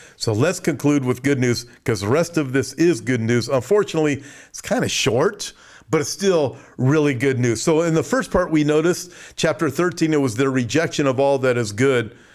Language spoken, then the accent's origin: English; United States; I'm from America.